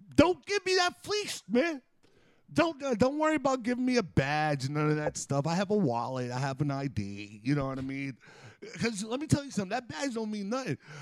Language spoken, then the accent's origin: English; United States; I'm American